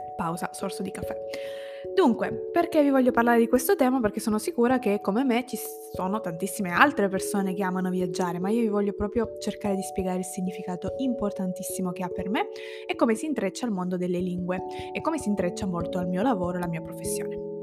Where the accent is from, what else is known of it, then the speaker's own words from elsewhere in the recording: Italy; first language Italian; moved away as an adult; now in Turin, Italy; lingua italiana, che è la mia lingua nativa